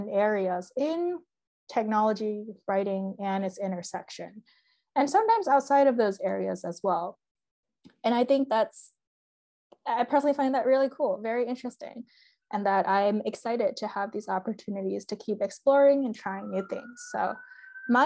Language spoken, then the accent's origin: English; Bay Area, Northern California, United States; moved away as an adult; also born or lived in Massachusetts; I'm from the Bay Area, which is very like the heart of Silicon Valley, very STEM heavy